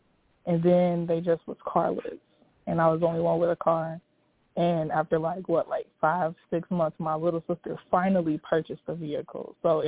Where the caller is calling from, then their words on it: Iowa, United States; also born or lived in Chicago; I'm calling from Iowa.